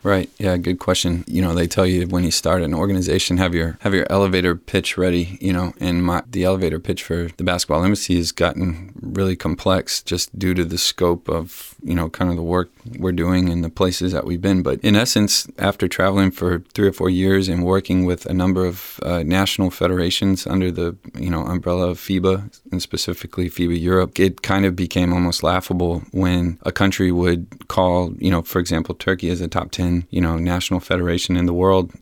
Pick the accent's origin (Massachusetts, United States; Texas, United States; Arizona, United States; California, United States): Texas, United States; San Antonio; born and raised in San Antonio